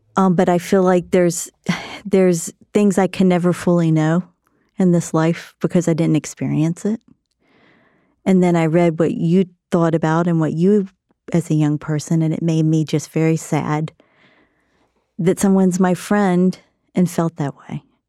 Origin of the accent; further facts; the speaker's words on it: South Carolina, United States; I grew up in South Carolina